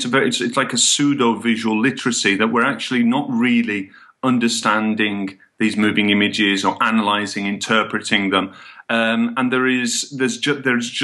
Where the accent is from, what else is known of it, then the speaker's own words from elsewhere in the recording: Birmingham, West Midlands, United Kingdom; now in Barcelona, Spain; My family's Irish, but I was born and brought up in England, in Birmingham.